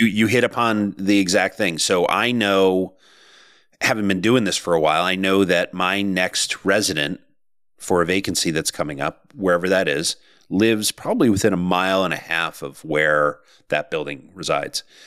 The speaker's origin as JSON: {"language": "English", "region": "Connecticut", "country": "United States", "also_born_or_lived": "Boston area", "moved": "as an adult", "said": "we moved from the Boston area to the Connecticut, back to Connecticut. My wife and I are both from here."}